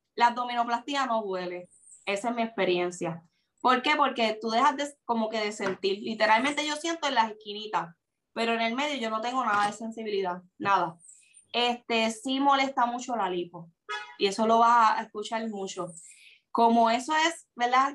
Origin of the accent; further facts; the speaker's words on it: Puerto Rico; soy de Puerto Rico.